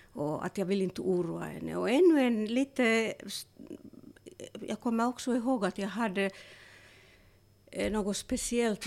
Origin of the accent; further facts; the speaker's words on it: Turku, Southwest Finland, Finland; moved away as an adult; jag är född i Åbo